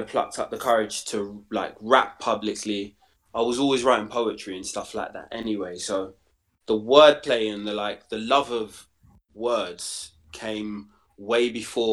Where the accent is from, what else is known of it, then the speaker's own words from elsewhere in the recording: London, United Kingdom; I grew up in Stoke Newington, and then the kind of Hoxton end of Hackney.